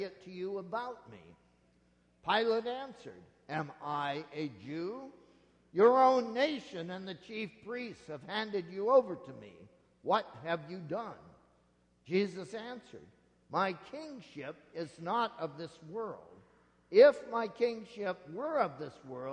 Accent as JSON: {"language": "English", "region": "Nebraska", "country": "United States", "tie": "born or raised there", "moved": "yes", "said": "Out where I grew up in Nebraska"}